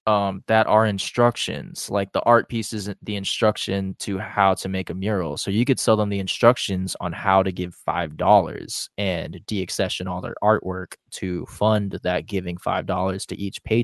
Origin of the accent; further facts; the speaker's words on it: Philippines; We're artists in the city too. We're Filipino.